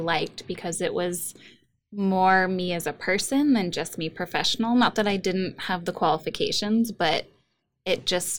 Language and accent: English; Olympia, Washington, United States; I'm Olympia homegrown. Mm-hmm. I've lived here all my life